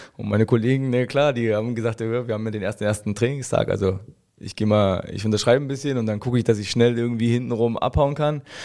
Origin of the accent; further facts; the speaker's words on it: Hoyerswerda, Saxony, Germany; ich bin in Hoyerswerda geboren